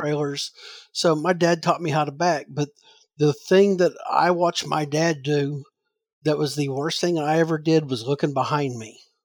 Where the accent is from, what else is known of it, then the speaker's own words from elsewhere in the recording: Southern Illinois, United States; moved away as an adult; growing up in Southern Illinois